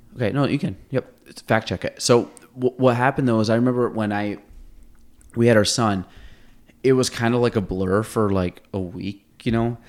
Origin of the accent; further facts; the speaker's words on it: Chase City, United States; I grew up in Chase City, so you have, like, dirt roads